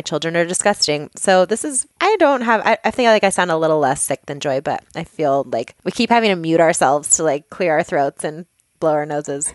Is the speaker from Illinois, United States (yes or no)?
no; Boulder, Colorado, United States; also born or lived in Longmont, Colorado; I live in Longmont, Colorado, and I grew up in Boulder, which is just a hop, skip, and a jump away from Longmont.